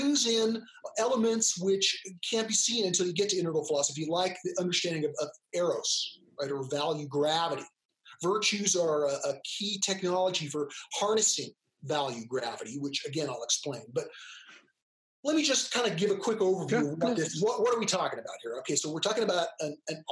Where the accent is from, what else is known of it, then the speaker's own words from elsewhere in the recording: California, United States; I'm an American, I'm a male, you know, I'm of English heritage, right? I grew up in California.